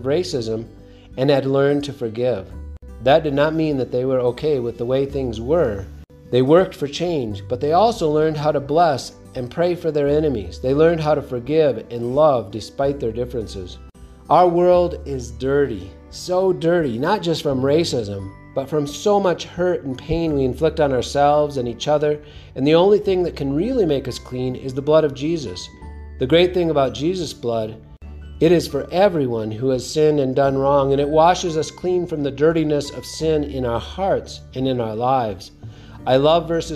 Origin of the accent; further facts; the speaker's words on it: Southwest, United States; I grew up in the Southwest, where people often made references to worshiping the white man's God